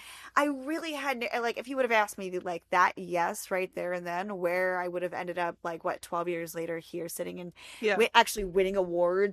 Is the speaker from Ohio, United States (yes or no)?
no; Pennsylvania, United States; moved away as an adult; also born or lived in North Dakota; I grew up in Pennsylvania